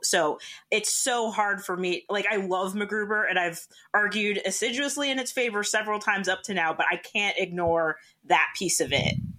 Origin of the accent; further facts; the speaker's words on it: Canada; I'm Canadian.